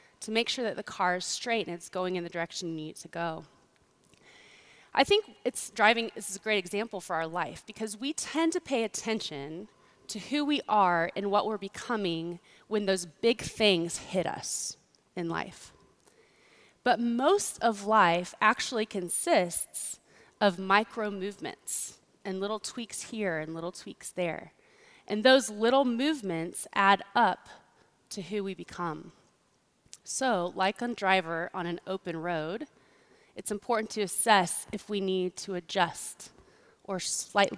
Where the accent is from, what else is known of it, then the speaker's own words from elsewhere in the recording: Kansas, United States; I grew up in Kansas